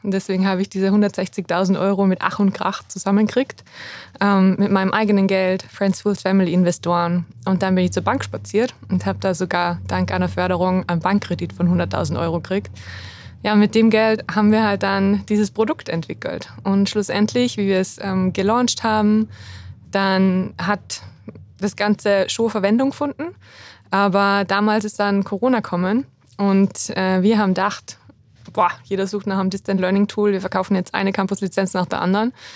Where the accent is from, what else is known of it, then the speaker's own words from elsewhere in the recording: Salzburg, Austria; moved away as an adult; also born or lived in Innsbruck; Ich bin im schönen Salzburg in Österreich aufgewachsen